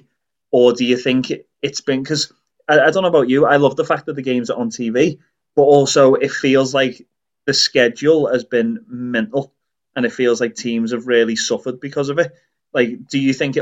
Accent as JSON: {"language": "English", "town": "Liverpool", "region": "North West England", "country": "United Kingdom", "tie": "born or raised there", "moved": "yes", "said": "we grew up around Anfield"}